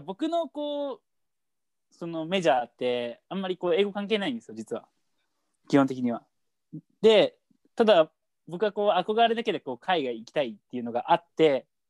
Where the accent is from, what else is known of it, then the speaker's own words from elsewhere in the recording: Japan; 僕日本人